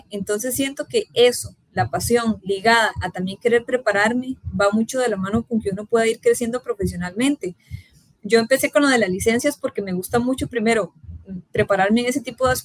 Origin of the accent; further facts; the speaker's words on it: Colombia; moved away as an adult; yo salí de Colombia en el 2015 y ya para mí llegar a, o sea, a la extra, hacer lo que a mí me gustara y en este caso que era deportes específicamente, para mí fue un gran sueño